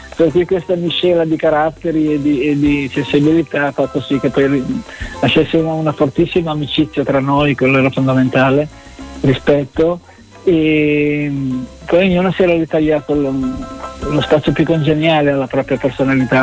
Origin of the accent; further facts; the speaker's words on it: Genoa, Liguria, Italy; moved away